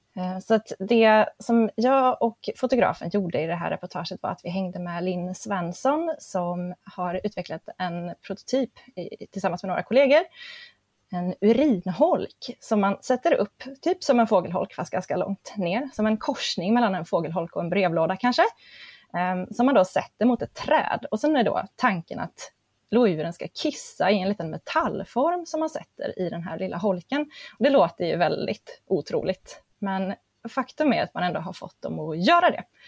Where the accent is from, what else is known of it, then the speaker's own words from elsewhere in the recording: near Grimsö research station, Örebro County, Sweden; råkar jag vara född och uppvuxen hyfsat nära eh, Grimsö forskningsstation